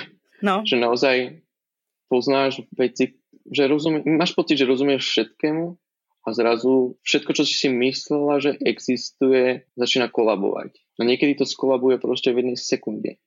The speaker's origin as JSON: {"language": "Slovak", "town": "Žilina", "region": "Žilina Region", "country": "Slovakia", "also_born_or_lived": "Bratislava, Slovakia", "moved": "as an adult", "lives_now": "New York, United States", "said": "Pochádzam zo Žiliny"}